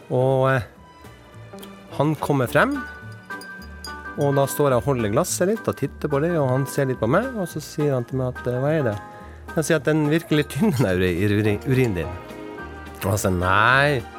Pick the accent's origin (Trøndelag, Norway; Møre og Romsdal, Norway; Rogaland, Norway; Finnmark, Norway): Finnmark, Norway; Vadsø; i og med at jeg er fra Finnmark og også fra Vadsø